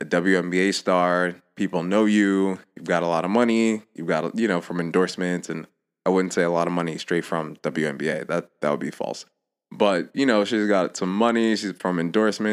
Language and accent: English; New York, United States; This one hails all the way from New York. Shout out my hometown